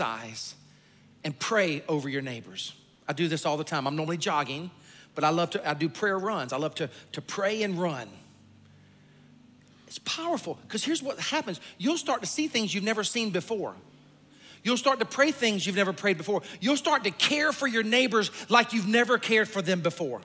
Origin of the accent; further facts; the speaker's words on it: South Carolina, United States; also born or lived in Lexington, Kentucky; I'm from South Carolina, and I am a hunter.